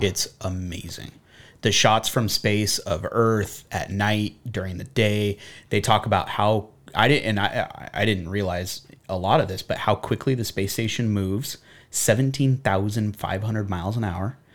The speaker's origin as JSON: {"language": "English", "town": "Buena Park", "region": "California", "country": "United States", "tie": "born or raised there", "said": "I grew up in Buena Park"}